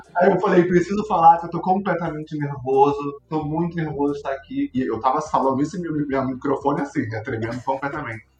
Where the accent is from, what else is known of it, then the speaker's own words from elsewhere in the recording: Rio de Janeiro, Brazil; eu sou do Rio, fui para São Paulo só para isso.